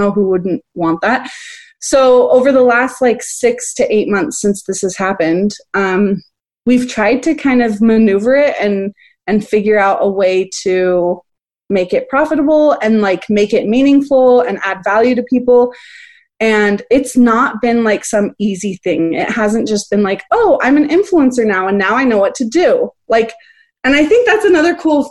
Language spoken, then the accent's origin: English; Park City, Utah, United States; I'm from Park City, Utah, which is kind of in this like fancy schmancy little